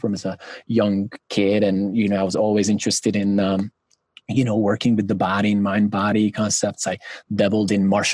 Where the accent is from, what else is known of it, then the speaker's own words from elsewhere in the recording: Budapest, Hungary; English is a second language; moved away as an adult; also born or lived in South Carolina, United States / Hawaii, United States; I grew up in Budapest, Hungary, a big, you know, big metropolitan city